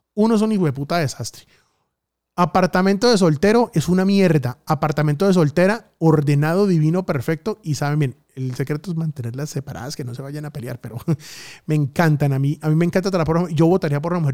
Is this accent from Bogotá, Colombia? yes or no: no; Bucaramanga, Santander, Colombia; mi gente de Bucaramanga que los quiero y amo mi tierra con todo mi corazón